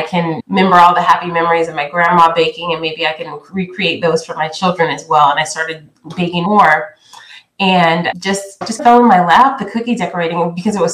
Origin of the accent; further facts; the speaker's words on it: California, United States; I grew up in California because that's where my father relocated after college